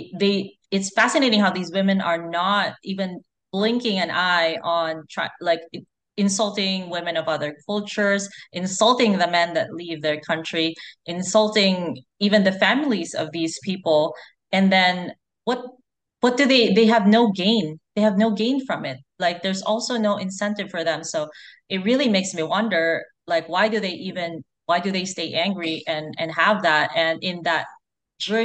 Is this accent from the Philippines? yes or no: yes; Philippines; I'm Filipina. I grew up in the Philippines